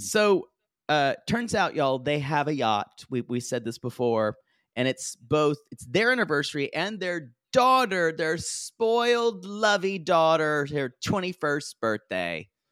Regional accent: South Carolina, United States; growing up in South Carolina

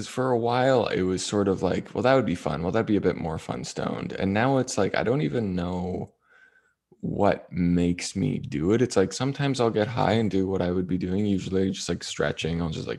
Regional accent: Ontario, Canada; Because I grew up, you know, you grew up, I grew up in Ontario, and like, you know, you're a broke kid and maybe you smoke some pot

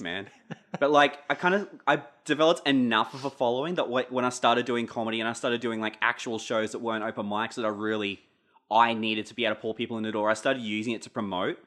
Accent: Pittsworth, Queensland, Australia; growing up in Pittsworth as, like, a weirdo outsider

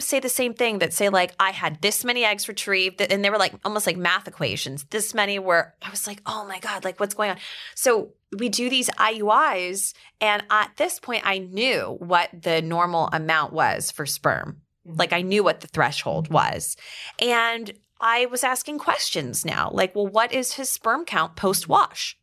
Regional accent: Atlanta, Georgia, United States; also born or lived in Dallas, Texas / Alabama; now in Westchester, United States; I grew up in Atlanta, Georgia, but I also lived in Dallas, Texas, and then I went to school in Alabama, so I'm kind of like southern through and through

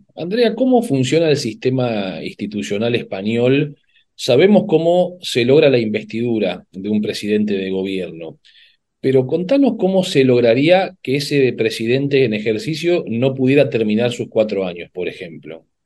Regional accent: Argentina; en nuestro país

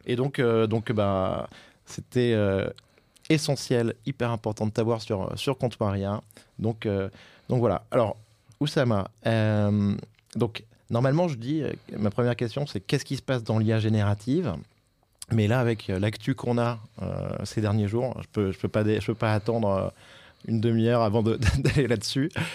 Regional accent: France; en tant que Français

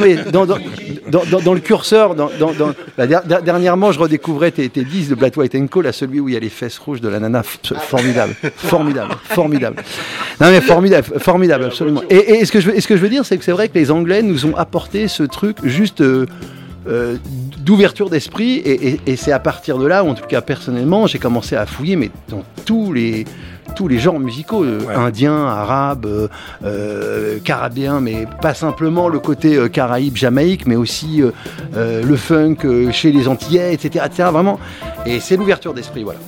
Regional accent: Cachan, Île-de-France, France; mon quartier, de là où je viens, de Cachan

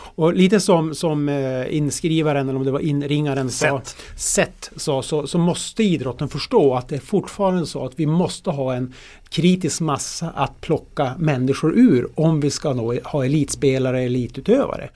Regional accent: Norrland, Sweden; som norrlänning

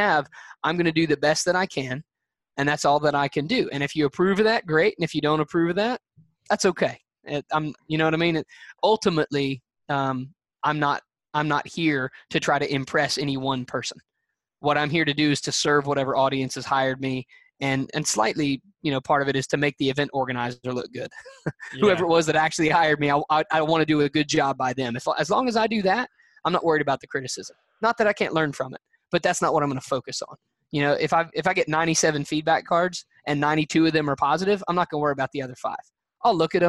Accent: Alabama, United States; I'm a guy from Nowheresville, Alabama

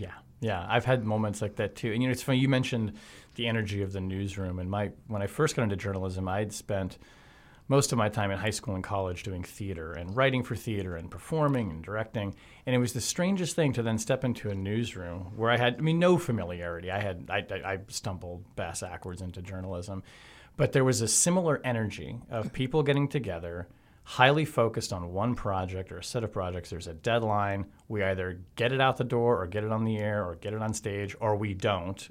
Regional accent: Marietta, Georgia, United States; I grew up in East Cobb, well, hi-, high school in East Cobb County in Marietta.

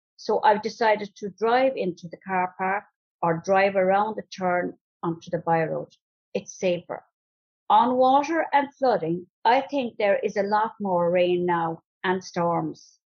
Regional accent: Ballinane, Ireland; I'm from Ballinane

